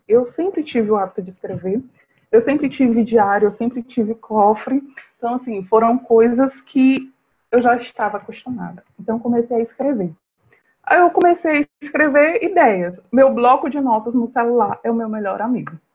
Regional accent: São Luís, Maranhão, Brazil; eu sou de São Luís do Maranhão

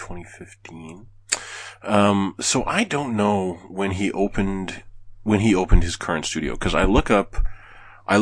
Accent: Canada; I'm Canadian.

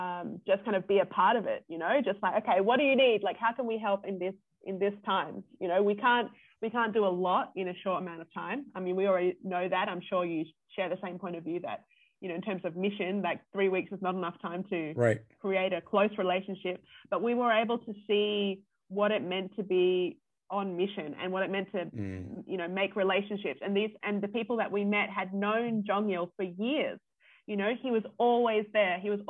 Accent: Perth, Western Australia, Australia; moved away as an adult; growing up in Perth City

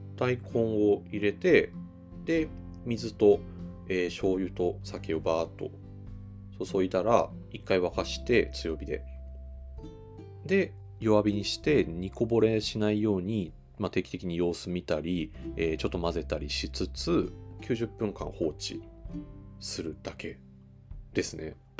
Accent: Toyama, Japan; now in Tokyo, Japan; 僕富山県出身なんですけど富山で、その母親とかが、照り焼きにしてるのとかすっごい食べてたんですよ

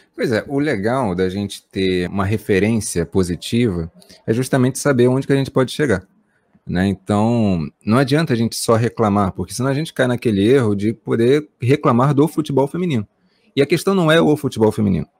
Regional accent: Brazil; nós estamos no Brasil

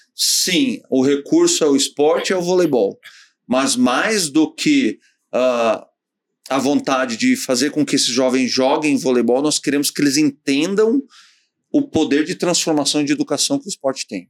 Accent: Novo Hamburgo, Rio Grande do Sul, Brazil; Novo Hamburgo, a minha cidade natal

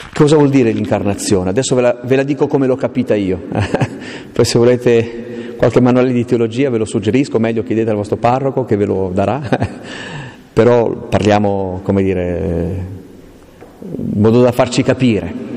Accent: Aosta Valley, Italy; io sono valdostano, vengo dalle montagne profonde

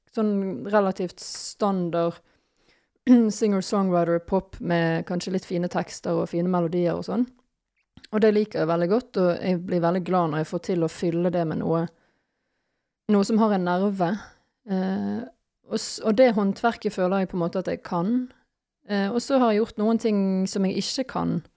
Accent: Bergen, Vestland, Norway; now in Nøtterøy, Norway; jeg er fra Bergen

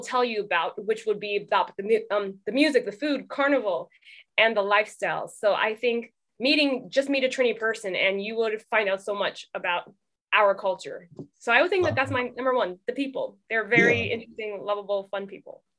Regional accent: Oxnard, California, United States; moved away as an adult; now in London, United Kingdom; growing up in Oxnard, it's it's a city with a large percentage of Mexican speaking residents

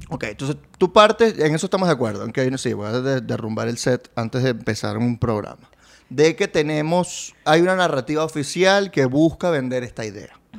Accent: Barquisimeto, Lara, Venezuela; now in Caracas, Venezuela; Yo soy de Barquisimeto

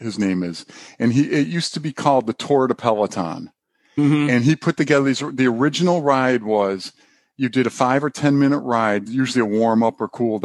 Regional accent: Rochester, New York, United States; now in North Carolina, United States; I grew up in Rochester, New York.

